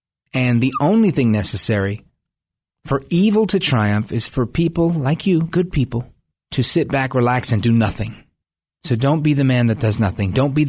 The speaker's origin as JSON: {"language": "English", "country": "United States", "said": "it's a proud moment for me as an American"}